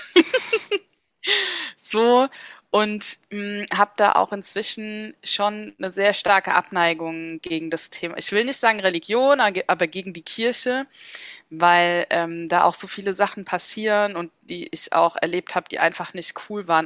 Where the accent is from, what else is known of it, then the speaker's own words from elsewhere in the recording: Mainz, Rhineland-Palatinate, Germany; moved away as an adult; also born or lived in Bensheim / Frankfurt; now in Berlin, Germany; ich liebe Mainz, es ist meine Heimatstadt